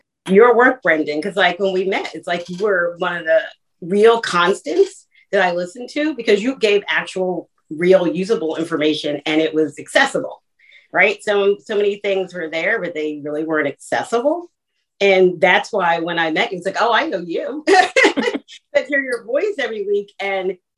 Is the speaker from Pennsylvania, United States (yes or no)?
yes; Philadelphia, Pennsylvania, United States; I'm from Philly